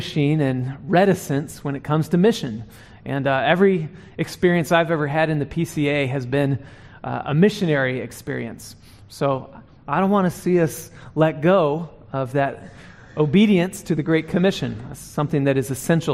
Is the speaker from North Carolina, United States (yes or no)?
yes; North Carolina, United States; now in Dallas, United States; I'm from North Carolina